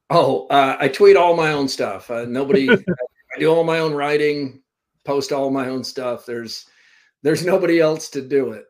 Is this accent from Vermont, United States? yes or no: yes; Vermont, United States; also born or lived in Central Florida, United States / Valdosta, Georgia, United States; now in Iowa, United States; I, grew up in Vermont. I was born in Vermont, and uh, early part of my life was there. And then we moved uh, to Florida.